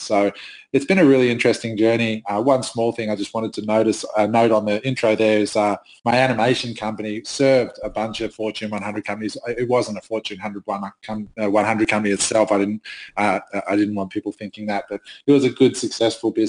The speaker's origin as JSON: {"language": "English", "country": "Australia", "said": "I'm Australian."}